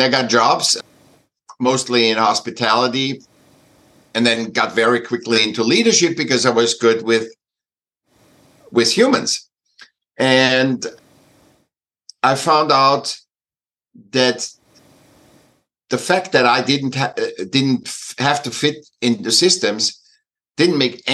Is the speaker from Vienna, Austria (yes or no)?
yes; Vienna, Austria; moved away; I was born in Vienna, in Austria